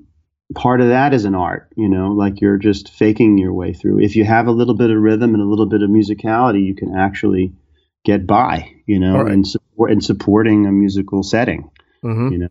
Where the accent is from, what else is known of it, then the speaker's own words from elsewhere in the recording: New York City, New York, United States; moved away as an adult; also born or lived in Brooklyn; now in New Jersey, United States; growing up in New York City